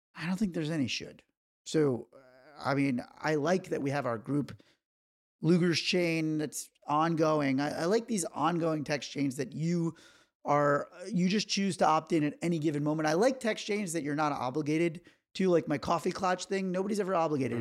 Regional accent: New York, United States; moved away; I am from New York

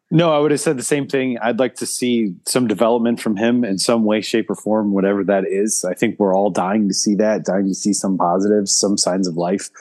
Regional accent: Chicago, Illinois, United States; where I grew up in Chicago

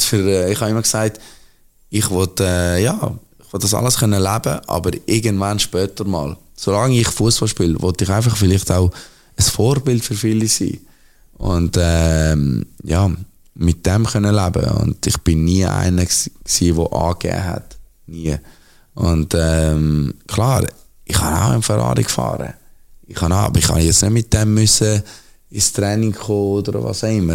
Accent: Zurich, Switzerland; Zürich bin ich aufgewachsen, Zürich ist meine Heimatstadt, Zürich ist alles für mich

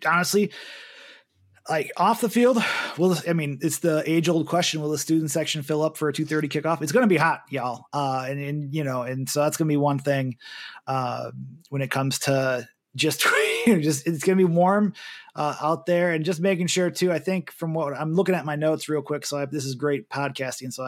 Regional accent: Cape Coral, Florida, United States; also born or lived in Milwaukee, Wisconsin; now in Wisconsin, United States; from my hometown of Cape Coral in Florida

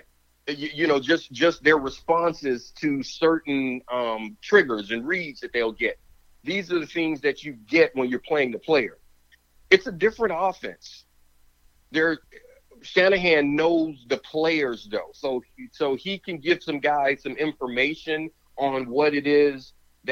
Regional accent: an hour outside of Atlanta, Georgia, United States; I grew up an hour outside of Atlanta

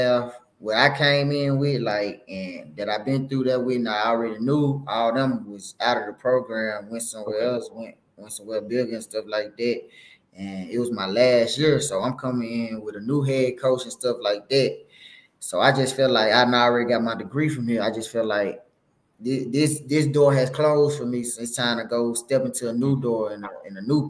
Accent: Greenville, Mississippi, United States; also born or lived in Pine Bluff, Arkansas; now in Jackson, United States; I'm from Greenville, Mississippi. You know, I went to Greenville High. I was a Hornet, you know, 9th through 12th, whole high school career

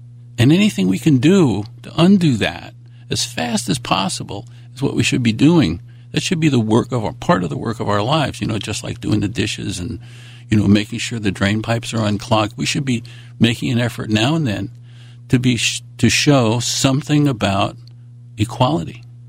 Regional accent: New York, United States; and I'm a New Yorker for the most part. I mean, I've been around because I'm an Army brat.

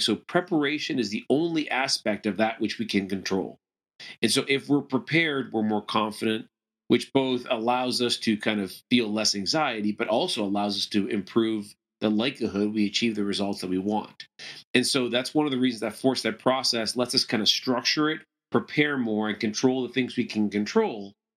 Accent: Toronto, Ontario, Canada; moved away as an adult; also born or lived in Venezuela; now in United States; I moved to Canada when I was young and kinda grew up mainly in, in the, kind of the Toronto area

